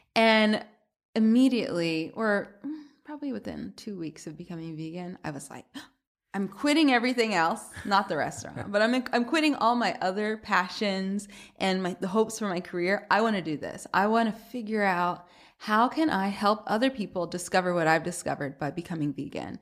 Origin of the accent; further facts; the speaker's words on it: Atlanta, Georgia, United States; moved away as an adult; also born or lived in Boston; now in New York, United States; I'm from Atlanta originally